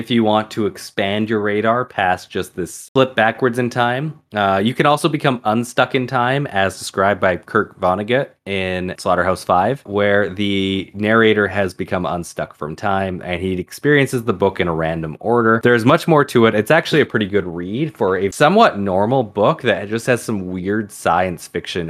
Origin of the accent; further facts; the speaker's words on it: England, United Kingdom; That, and, you know, we're English, so that's where most of the stories come from.